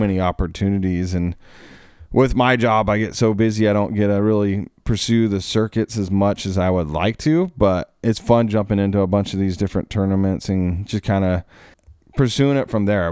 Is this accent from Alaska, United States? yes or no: yes; Alaska, United States; moved away; also born or lived in Oregon; I grew up in Alaska.